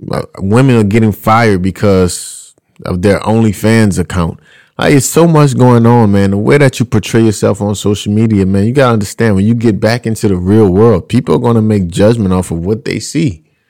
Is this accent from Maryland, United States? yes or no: no; Louisiana, United States; I'm out here. I'm from Louisiana. That's how we talk.